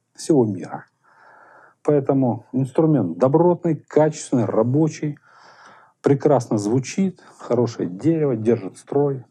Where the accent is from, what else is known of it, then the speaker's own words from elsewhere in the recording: Moscow, Russia; Мы, москвичи